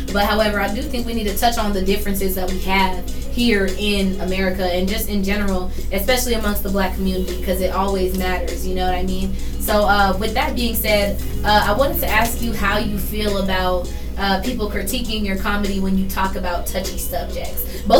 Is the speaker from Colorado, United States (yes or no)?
yes; Denver, Colorado, United States; I grew up in Denver. So I'm not going to lie to you. I have a Southern family. I got that background.